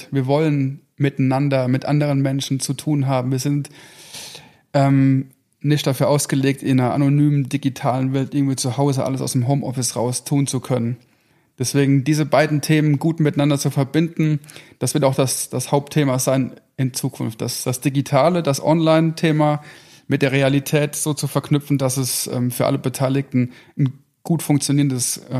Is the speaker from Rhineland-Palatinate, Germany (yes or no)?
yes; Rhineland-Palatinate, Germany; Ähm, meine Frau und ich, wir sind beides überzeugte Westerwälder. Wir kommen gebürtig aus dem, aus dem Westerwald.